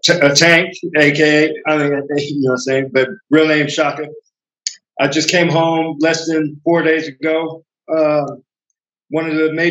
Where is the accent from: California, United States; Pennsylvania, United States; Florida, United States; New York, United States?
California, United States; Stockton; I am 46 years old. I'm from Stockton, California.